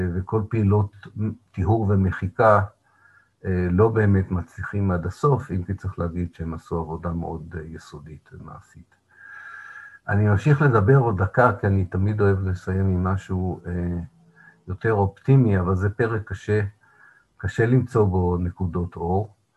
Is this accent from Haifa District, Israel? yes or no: yes; Haifa, Haifa District, Israel; בעיר מולדתי, חיפה